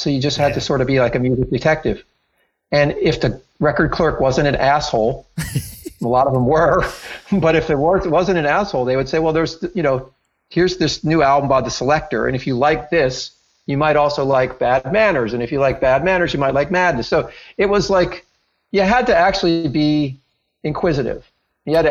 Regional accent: Princeton, New Jersey, United States; I grew up in Princeton, New Jersey

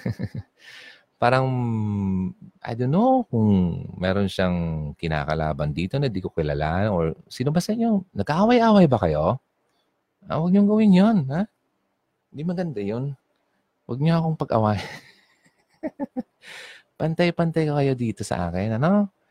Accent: Bicol Region, Philippines; accent: Bicol regional accent; Kapag sinabing regional accent, kung ano yung tunog ng salita ko sa Bicol, dadala ko sa sa sa, sa English at Filipino

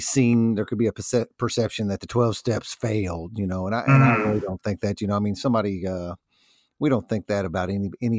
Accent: New Albany, Indiana, United States; born or raised there

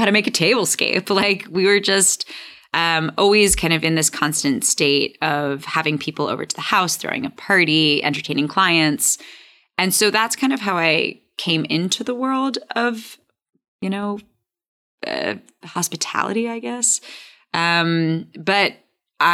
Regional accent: New York City, New York, United States; also born or lived in Michigan / Chicago; I'm born and raised in Hell's Kitchen

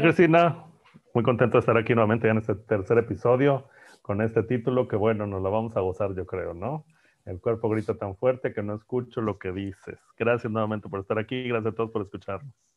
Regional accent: Monterrey, Nuevo León, Mexico; Yo soy de Monterrey, pues es que así hablamos en Monterrey.

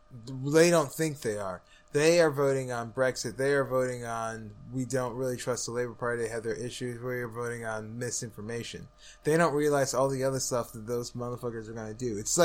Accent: Missouri, United States; I'm from Missouri. Show me.

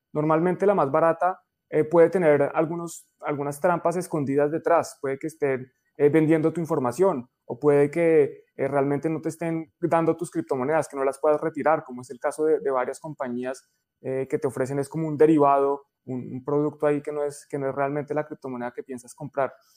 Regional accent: Colombia; en Colombia decimos

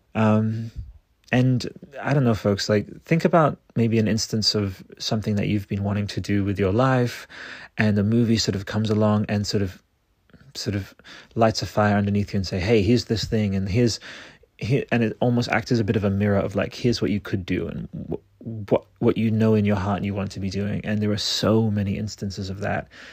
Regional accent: Australia; Australian, which is my home country

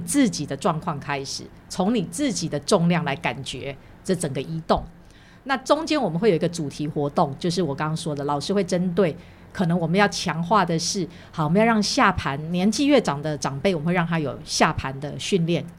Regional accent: Taiwan; 我小时候在台湾学跳舞的时候，我们那个年代当然学的就是两种嘛，小时候在舞蹈社叫民族舞

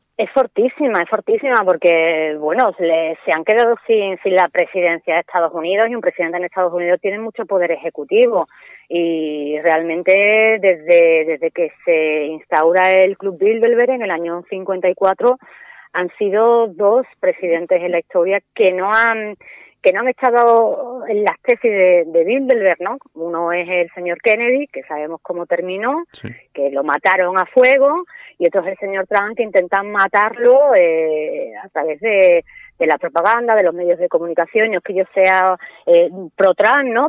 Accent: Spain; yéndonos a España, ahora mismo los jóvenes no tenemos hijos

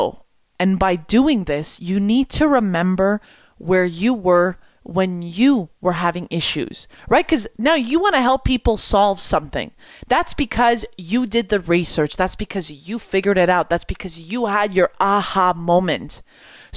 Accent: Quebec, Canada; I'm from Quebec. I speak French.

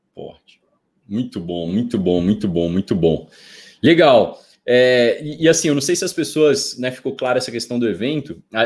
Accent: bordering Bahia, small town in northern Minas Gerais, Brazil; also born or lived in Montes Claros; na minha cidade natal, já que você tocou nesse ponto, eu sou de uma cidade muito pequena também, né? No norte de Minas Gerais, divisa com a Bahia

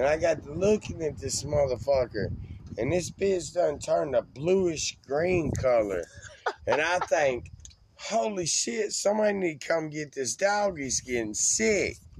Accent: West Memphis, Arkansas, United States; I'm just from West Memphis and got took care of. Because I'm from West Memphis.

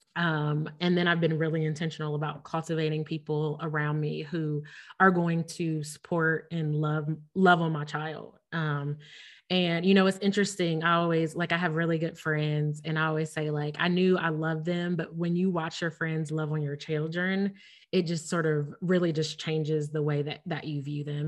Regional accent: Ohio, United States; moved away as an adult; now in Missouri, United States; we lived in Ohio, which we're both from Ohio. We both have family, friends, like our, we just talked about me going to Ohio State, like our roots are in Ohio

